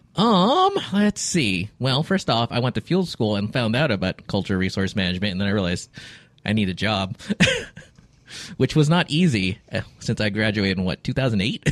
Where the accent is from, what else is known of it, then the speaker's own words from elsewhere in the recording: Alameda, California, United States; moved away; I am from Alameda